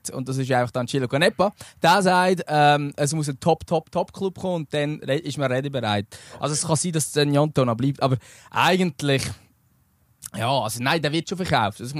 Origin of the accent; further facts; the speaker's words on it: Lucerne, Switzerland; Und muss äh, ich jetzt als Luzerner sagen, ich mag es am Philipp Ugrinic gönnen?